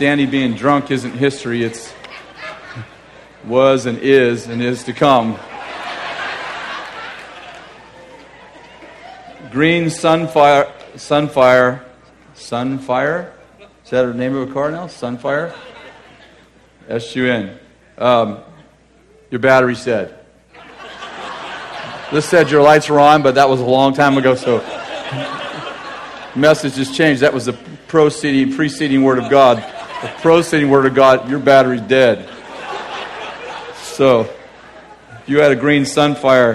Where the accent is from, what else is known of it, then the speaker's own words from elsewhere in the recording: Weaverville, California, United States; We're from Weaverville.